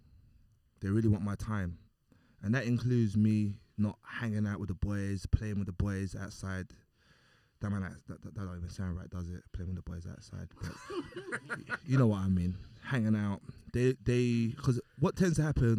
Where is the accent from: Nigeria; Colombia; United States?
Nigeria; I'm Nigerian.